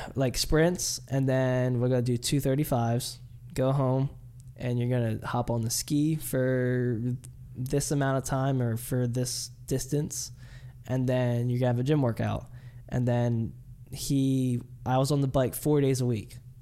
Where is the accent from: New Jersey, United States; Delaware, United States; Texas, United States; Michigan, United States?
Delaware, United States; I'm from Delaware